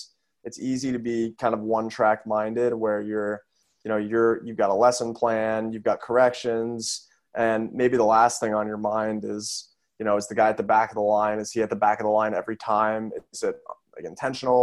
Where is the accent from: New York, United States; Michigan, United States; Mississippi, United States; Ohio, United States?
Ohio, United States; Cincinnati; I'm from Cincinnati